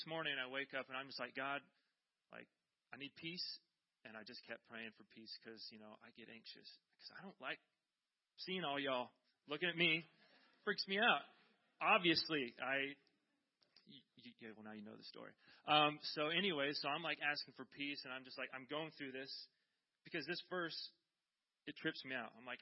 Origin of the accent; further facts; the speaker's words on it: Iowa, United States; now in California, United States; I'm from Iowa